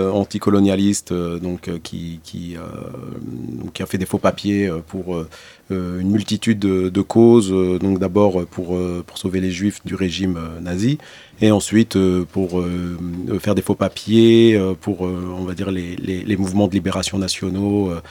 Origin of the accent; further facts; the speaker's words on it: Blida, Blida Province, Algeria; also born or lived in Algiers; Babelwed, bah, euh, c'est là où je suis né. Après, moi, j'ai grandi à Blida, donc euh, babel c'est euh, en plus un quartier d'Alger.